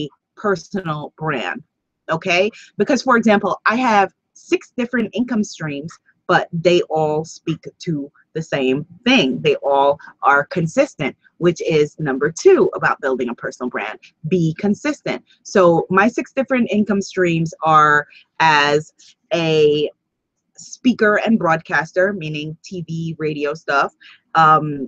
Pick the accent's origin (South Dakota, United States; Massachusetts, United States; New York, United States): New York, United States; also born or lived in Guyana (ancestry); although my family is from Guyana, South America, that I am a New York girl. And so I like being a New Yorker